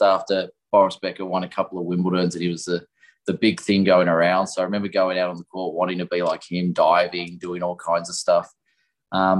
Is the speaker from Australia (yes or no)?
yes; Melbourne, Victoria, Australia; I'm a Melbourne boy, born in Melbourne, grew up in Melbourne, spent my whole life pretty much here